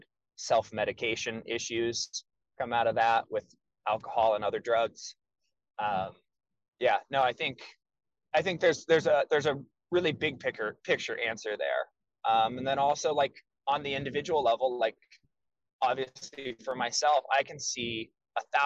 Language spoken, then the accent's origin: English; United States; being an American in the United States my whole life